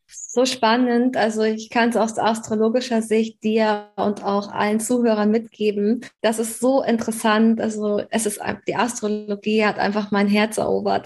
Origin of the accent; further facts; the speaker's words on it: Hamburg, Germany; Ich komme aus Hamburg